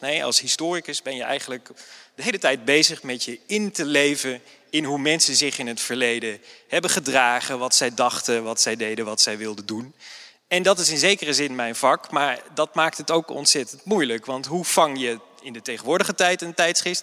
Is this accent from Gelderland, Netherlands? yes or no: yes; Nijmegen, Gelderland, Netherlands; ik ben historicus uit Nijmegen